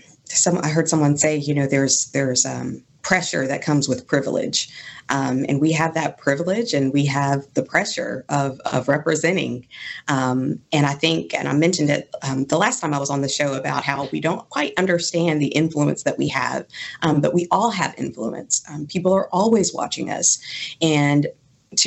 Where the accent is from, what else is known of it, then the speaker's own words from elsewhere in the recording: Goshen, Mississippi, United States; also born or lived in Germany; But I grew up in Goshen, Mississippi. My family got to the Mississippi Gulf Coast by way of Keesler Air Force Base, which I'm sure a lot of people do. And I was born in Germany, which is a very cool thing on an Air Force Base